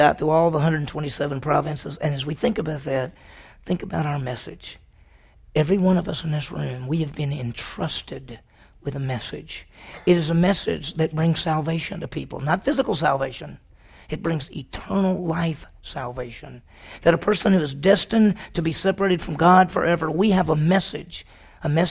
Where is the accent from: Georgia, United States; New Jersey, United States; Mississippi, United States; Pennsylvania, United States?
Mississippi, United States; also born or lived in Dallas, Texas; now in Stillwater, United States; I grew up in Mississippi